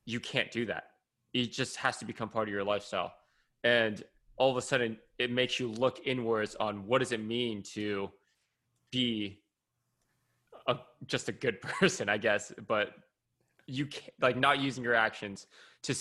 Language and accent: English; California, United States; I'm some kid from California